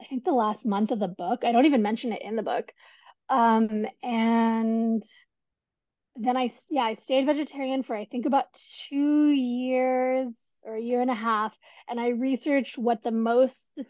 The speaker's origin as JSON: {"language": "English", "region": "California", "country": "United States", "tie": "born or raised there", "said": "my home state of California"}